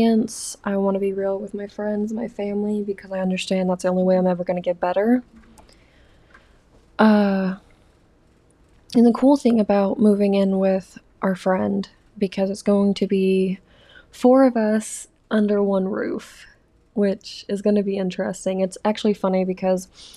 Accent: the South, United States; moved away as an adult; I'm from the South

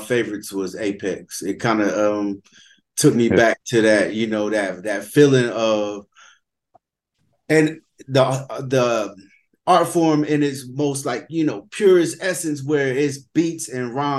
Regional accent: the South, United States; I'm from the South as well

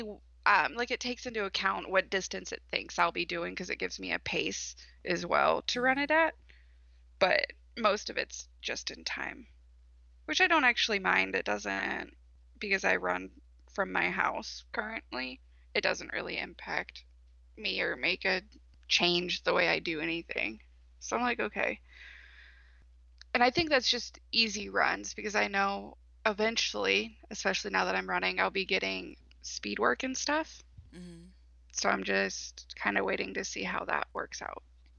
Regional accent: East Coast, United States; now in Michigan, United States; I grew up on the East Coast

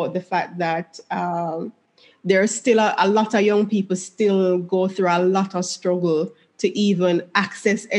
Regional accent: Jamaica; moved away; I grew up in Jamaica

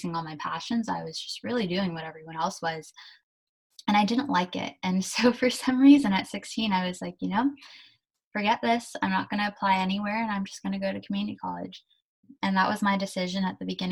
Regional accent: San Mateo, California, United States; also born or lived in Germany; I was born in Germany and my parents and I immigrated to California when I was about 2.5. We came to San Mateo and I've lived here ever since. So I went to high school, college, everything in San Mateo

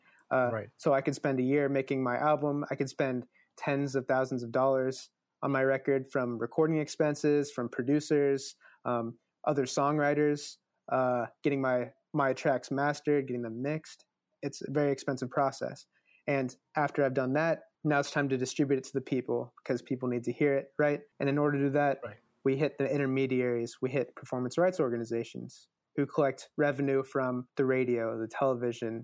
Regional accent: Midwest, United States; I'm from the Midwest

